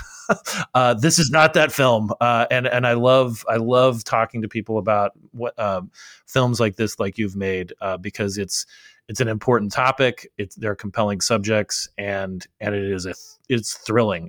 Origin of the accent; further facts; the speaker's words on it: Arizona, United States; my home state of Arizona